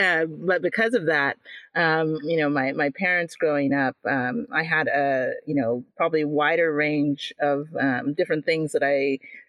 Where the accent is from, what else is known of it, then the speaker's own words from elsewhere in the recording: Jamaica; Especially, you know, being Jamaican, a lot of people know Jamaican food or love it.